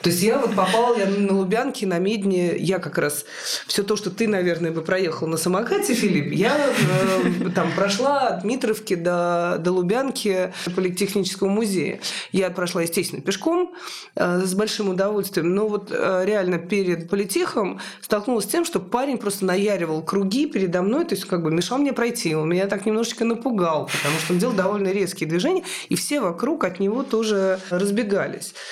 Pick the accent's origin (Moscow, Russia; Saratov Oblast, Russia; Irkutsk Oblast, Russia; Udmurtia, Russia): Moscow, Russia; моего родного города Москва